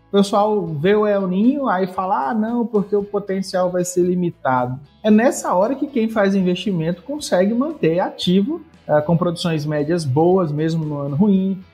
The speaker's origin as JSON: {"language": "Portuguese", "region": "Bahia", "country": "Brazil", "said": "Eu sou baiano, um dos poucos baianos aqui no oeste da Bahia"}